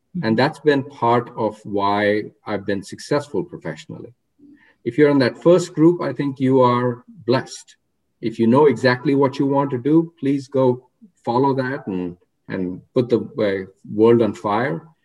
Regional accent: Rohtak, Haryana, India; moved away; I grew up in a town called Rohtak, which is uh, uh, 40 miles west of New Delhi.

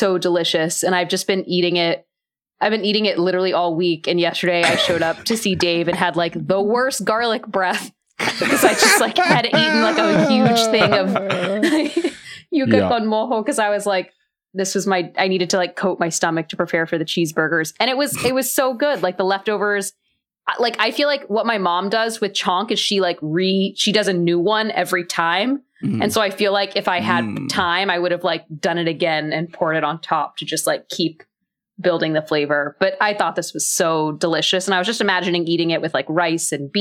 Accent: Texas, United States; I grew up in Texas.

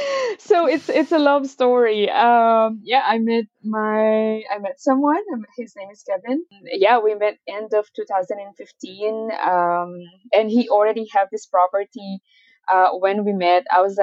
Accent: Philippines; moved away as an adult; now in Canada; I moved here from the Philippines, and I actually have a degree in nutrition and dietetics, and that was the goal in moving to Canada.

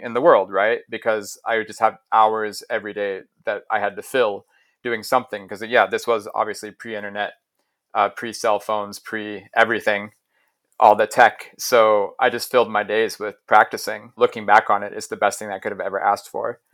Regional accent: Ohio, United States; moved away; also born or lived in Stockholm, Sweden; I grew up in Ohio

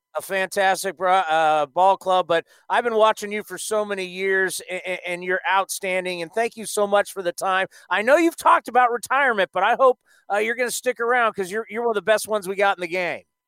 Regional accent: Southern California, United States; I grew up in Southern California

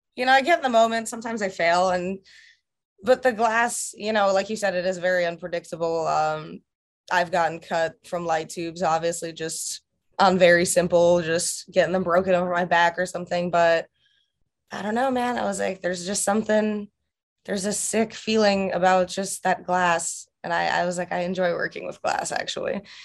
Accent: Russia; moved away; my home country of Russia

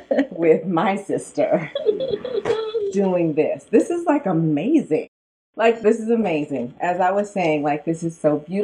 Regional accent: Sacramento, California, United States; I'm from Oak Park. Yes. Oak Park, which is the hood in Sacramento. And yeah, I grew up with two parents

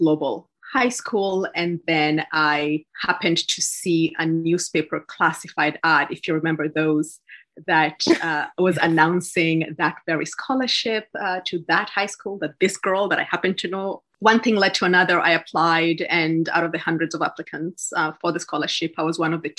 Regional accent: Kisii, Kisii County, Kenya; moved away as an adult; I was born in Kenya, in Kisii, in Western Kenya, and I had the fortune to attend one of the leading high schools in the country

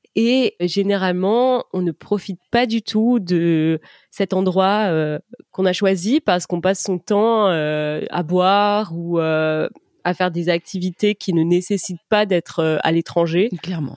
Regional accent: France; je suis française et c'est vrai que chez nous, c'est absolument pas une tradition

